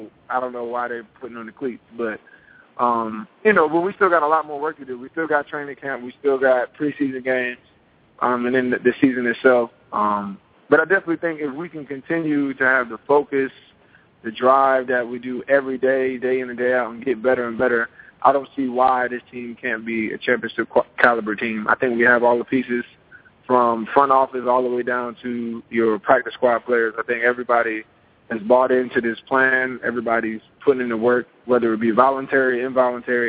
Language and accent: English; Piscataway, New Jersey, United States; my hometown of Piscataway